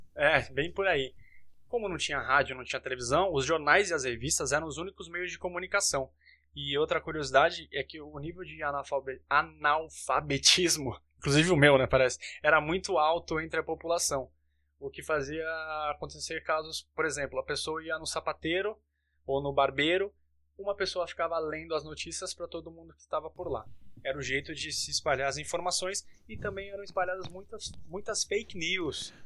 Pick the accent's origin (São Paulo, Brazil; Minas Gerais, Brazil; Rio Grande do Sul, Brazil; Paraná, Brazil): São Paulo, Brazil; Santos; now in São Paulo, Brazil; eu moro em São Paulo, mas sou de Santos